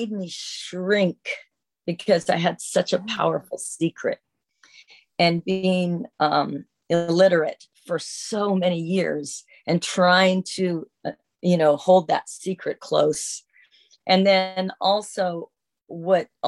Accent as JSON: {"language": "English", "town": "Seattle", "region": "Washington", "country": "United States"}